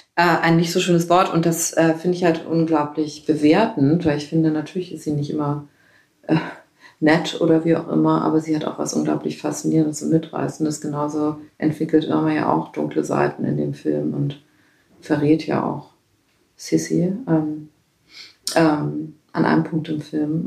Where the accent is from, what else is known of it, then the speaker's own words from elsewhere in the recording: Northern Germany, Germany; Also ich komme aus Norddeutschland